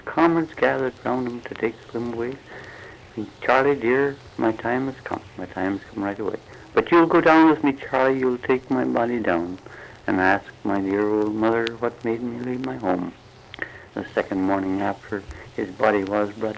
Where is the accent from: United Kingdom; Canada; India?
Canada; Peterborough, Ontario; moved away as an adult; also born or lived in Orillia, Ontario / Gravenhurst, Ontario / Bracebridge, Ontario; now in United States; I was born in Peterborough, Canada, but I later went to Aurelia and worked in mills in Gravenhurst and Bracebridge